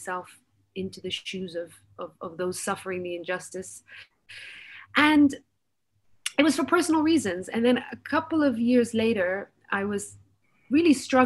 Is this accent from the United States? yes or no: no; United Kingdom; I was born, raised, educated in the UK.